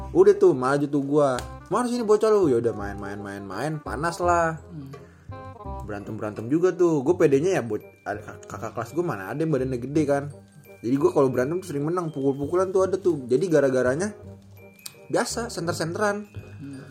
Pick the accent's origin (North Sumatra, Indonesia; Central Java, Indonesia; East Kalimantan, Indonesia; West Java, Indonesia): West Java, Indonesia; Bekasi; Gua anak SMP 3 SMP Negeri tiga Bekasi